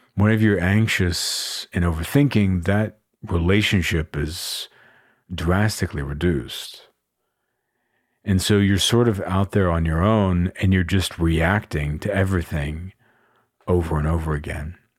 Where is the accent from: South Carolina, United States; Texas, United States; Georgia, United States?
Texas, United States; Austin; I live in and I'm from Austin, Texas